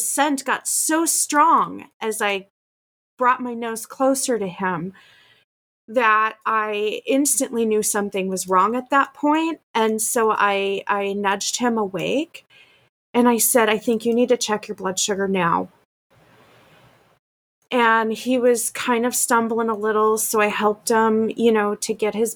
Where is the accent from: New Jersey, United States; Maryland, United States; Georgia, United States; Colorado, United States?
Colorado, United States; moved away; I'm from Colorado originally, but I lived there for so long